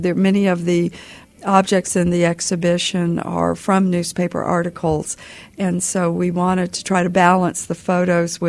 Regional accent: Jacksonville, Florida, United States; I grew up in Jacksonville, Florida, and I was young when all this happened

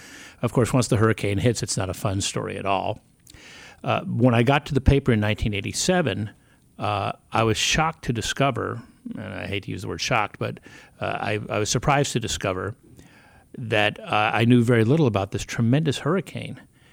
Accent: South Florida, United States; Growing up in South Florida and having actually gone through some hurricanes as a child

